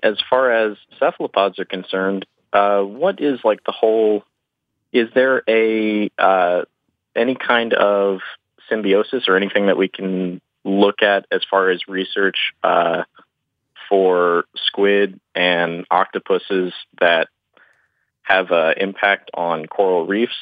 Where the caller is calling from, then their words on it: Orlando, Florida, United States; I'm calling from Orlando, Florida